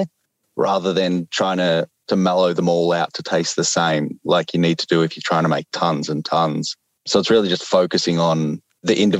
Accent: Australia; I'm Australian, so we eat Cadbury

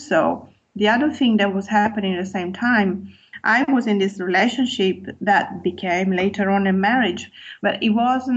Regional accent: Turin, Piedmont, Italy; first language Italian; English is a second language; moved away as an adult; also born or lived in London; I was born in Italy and in Turin, which is a city in the northwest of Italy

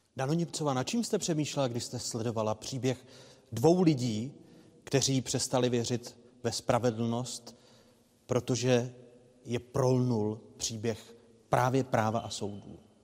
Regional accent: Czechia; my jako Češi, Moravané a Slezané

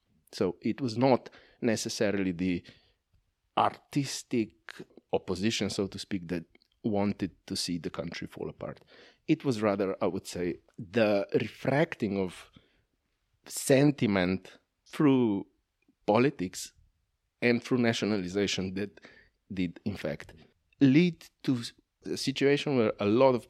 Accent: Slovenia; first language Slovenian; English is a second language; My mother tongue is Slovenian. We did have in elementary school 1 year of Serbo-Croatian

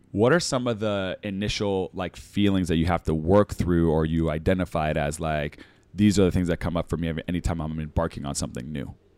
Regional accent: Winnipeg, Manitoba, Canada; moved away; also born or lived in Toronto / Australia; me growing up in Winnipeg, it was gonna be minus forty

